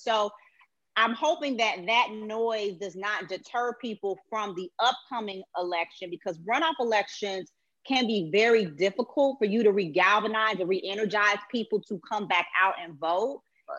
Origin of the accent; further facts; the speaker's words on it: Chicago, Illinois, United States; now in Atlanta, United States; I'm an attorney in Atlanta. I'm from Chicago originally.